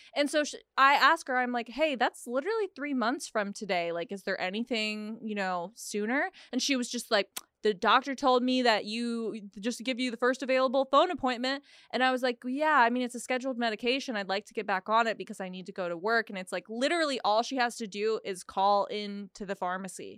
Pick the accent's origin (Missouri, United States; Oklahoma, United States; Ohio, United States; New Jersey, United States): Oklahoma, United States; also born or lived in Texas; now in California, United States; I grew up in Oklahoma, lived in Texas for a while